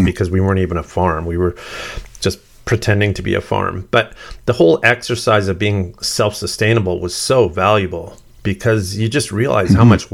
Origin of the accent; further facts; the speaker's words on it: Sturgeon County, Alberta, Canada; I grew up in Sturgeon County, which is just north of Edmonton